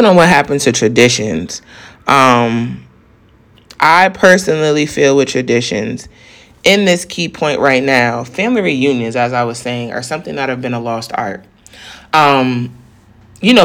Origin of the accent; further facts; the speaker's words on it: South Carolina, United States; the same road we grew up in South Carolina